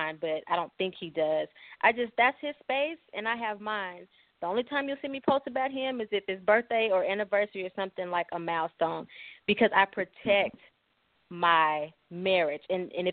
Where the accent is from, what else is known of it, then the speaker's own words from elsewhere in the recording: East St. Louis, Illinois, United States; also born or lived in Denver, Colorado; now in Wichita, United States; my hometown of East St. Louis